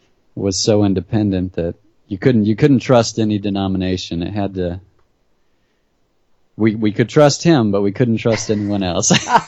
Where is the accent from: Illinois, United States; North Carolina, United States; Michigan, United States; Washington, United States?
Michigan, United States; now in Nashville, United States; I grew up in Michigan, but we would visit my grandparents in Texas